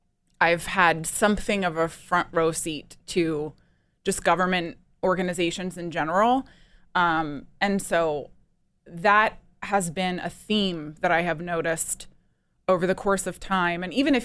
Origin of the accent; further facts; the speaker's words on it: East Coast, United States; I'm from the East Coast.